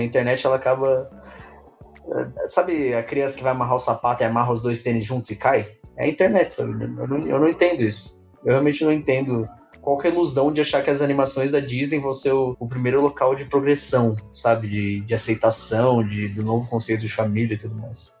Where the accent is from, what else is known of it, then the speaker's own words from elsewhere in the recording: São Paulo, Brazil; a gente é de São Paulo